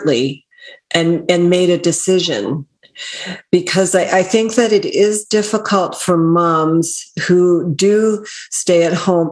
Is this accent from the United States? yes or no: no; Canada; I'm North American, Canadian